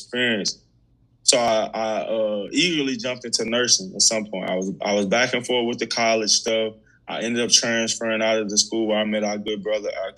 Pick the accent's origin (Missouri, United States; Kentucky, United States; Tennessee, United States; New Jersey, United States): Missouri, United States; St. Louis; also born or lived in Mississippi; I was born in Mississippi, but I grew up in St. Louis, Missouri